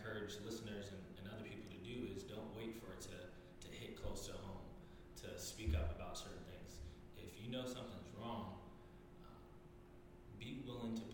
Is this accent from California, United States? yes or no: yes; California, United States; now in Charlotte, United States; growing up in California, you're surrounded by so many people.